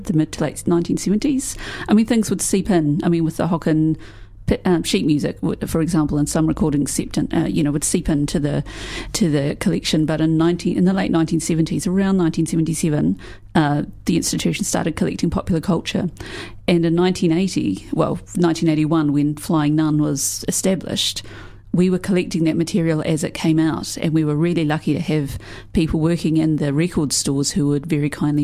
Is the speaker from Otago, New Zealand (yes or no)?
yes; Dunedin, Otago, New Zealand; I'm from Dunedin. It's hard to grow up in this place without knowing about the Dunedin scene